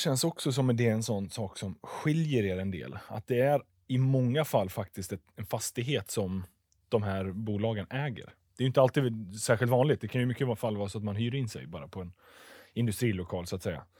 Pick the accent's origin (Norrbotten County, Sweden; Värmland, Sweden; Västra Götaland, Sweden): Västra Götaland, Sweden; Tranemo; jag bor på andra sidan, eh, eller bor, kommer ifrån regionsgränsen i Västra Götaland, Tranemo med mera